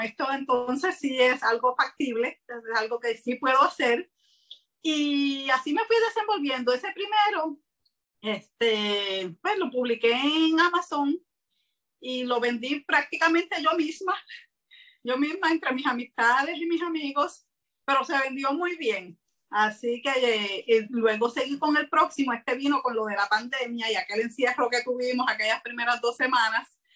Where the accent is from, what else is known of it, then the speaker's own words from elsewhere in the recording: Puerto Rico; soy de Puerto Rico